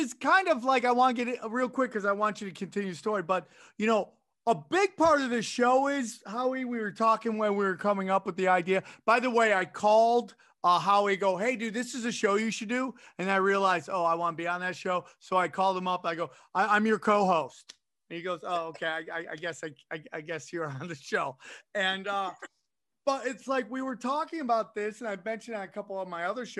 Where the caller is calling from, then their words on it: San Diego, California, United States; I am calling you from San Diego. It is so sunny here.